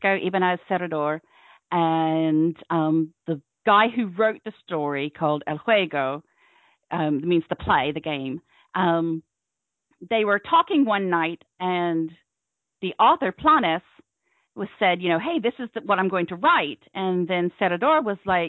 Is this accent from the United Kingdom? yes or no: yes; Cornwall, South West England, United Kingdom; accent: Cornish; now in Tennessee, United States; originally from Cornwall, but I've lived in America since the late 90s.